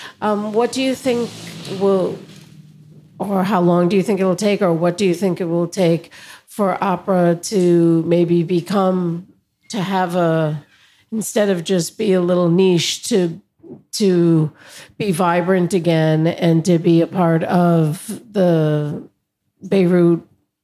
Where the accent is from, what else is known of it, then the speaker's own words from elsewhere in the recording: New York City, New York, United States; New York City.